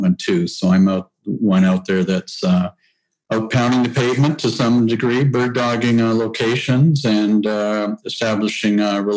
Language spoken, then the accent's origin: English; High River, Alberta, Canada; now in Calgary, Canada; I'm a true Southern Albertan. I was born in High River and raised in a ranching family.